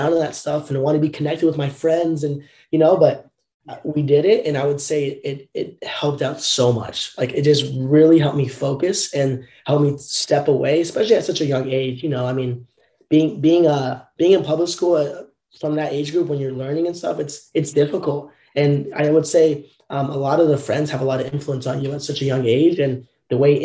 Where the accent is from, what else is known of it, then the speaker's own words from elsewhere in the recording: Southern Orange County, California, United States; growing up in Southern Orange County, California